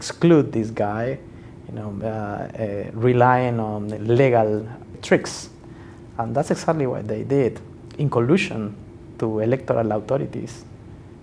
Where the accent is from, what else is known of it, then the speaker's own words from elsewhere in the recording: Peru; I'm from Peru.